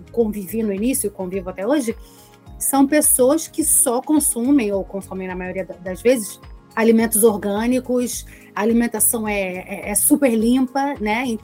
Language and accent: Portuguese; Brazil; porque a gente, como brasileiro, a gente se amontou aí.